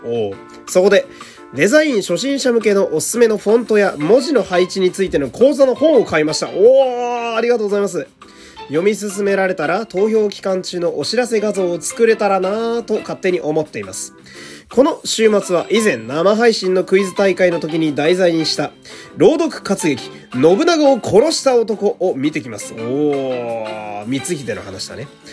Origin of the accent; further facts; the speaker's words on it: Fukui, Japan; moved away; 私が、え地元の福井県に帰省しているということで